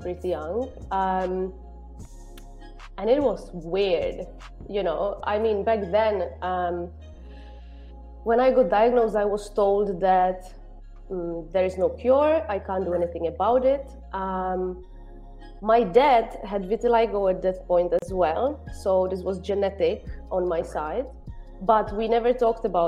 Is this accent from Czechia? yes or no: yes; Czechia; moved away as an adult; now in Malta; I'm from Czech Republic